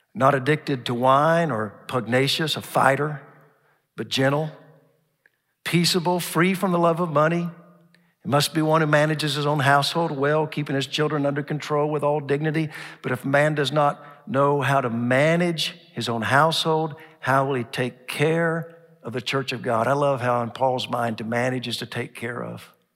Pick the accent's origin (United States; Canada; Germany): United States; Oklahoma; now in Dallas, United States; growing up in Oklahoma